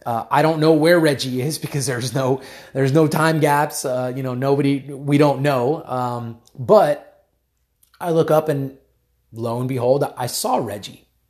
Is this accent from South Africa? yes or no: no; United States; I was born in the United States, but my mom is Cuban and my dad's Colombian, so I am of Hispanic descent